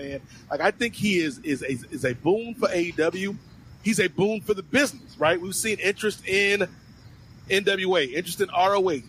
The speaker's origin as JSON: {"language": "English", "region": "Virginia", "country": "United States", "said": "my home state of Virginia"}